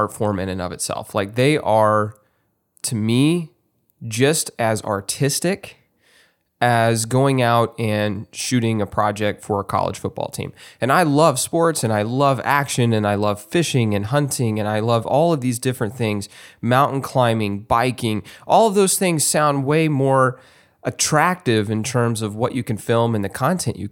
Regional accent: Texas, United States; moved away; my home state of Texas

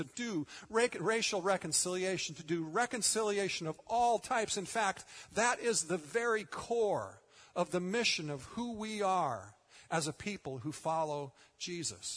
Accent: United States; as American Christians

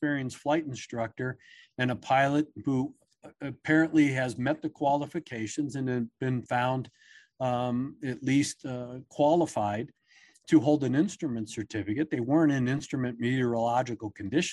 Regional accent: Maryland, United States; I grew up on the East Coast in Maryland

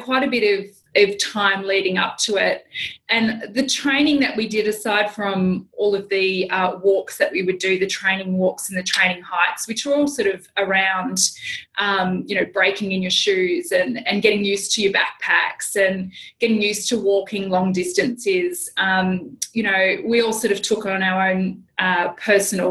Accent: New Zealand; I'm from New Zealand.

